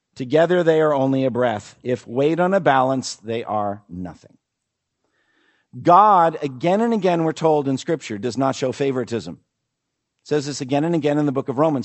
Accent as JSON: {"language": "English", "region": "New England", "country": "United States", "said": "I come from New England"}